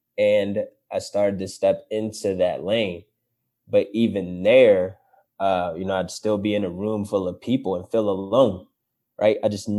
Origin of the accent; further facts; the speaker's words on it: Florida, United States; You know, that's all I knew growing up in Florida when I was little.